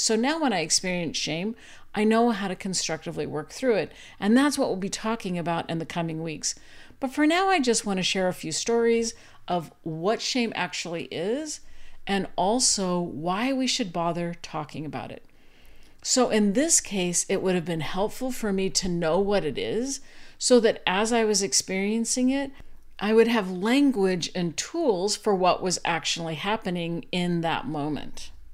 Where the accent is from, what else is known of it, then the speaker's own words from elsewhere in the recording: Arizona, United States; moved away as an adult; also born or lived in Utah / Virginia; I grew up in Arizona and then went to school in Utah